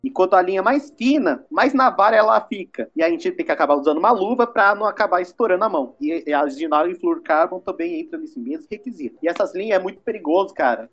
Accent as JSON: {"language": "Portuguese", "country": "Brazil", "said": "nós brasileiros"}